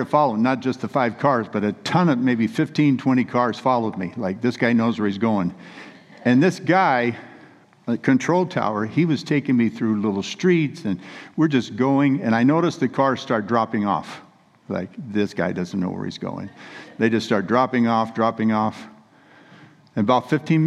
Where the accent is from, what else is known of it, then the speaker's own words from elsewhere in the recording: Central California, United States; we're from Central California where we were raised, but we were living in Northern California, about 60 miles above Sacramento up in the mountains